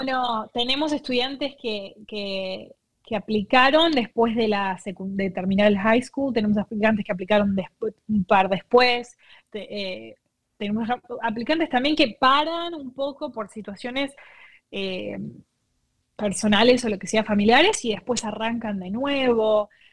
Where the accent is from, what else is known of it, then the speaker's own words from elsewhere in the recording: Argentina; moved away; yo soy de Argentina